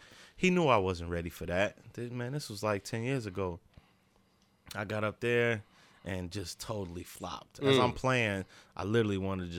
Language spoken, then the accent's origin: English; Muncie, Indiana, United States; moved away as an adult; also born or lived in the South; now in Rhode Island, United States; It happens every 4 years in my hometown.